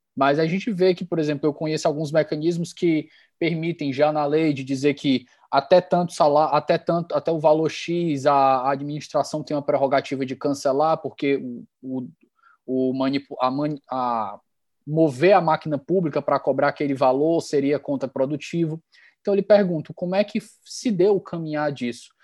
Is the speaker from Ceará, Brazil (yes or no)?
yes; Ceará, Brazil; continuo meu tour aqui pela minha terra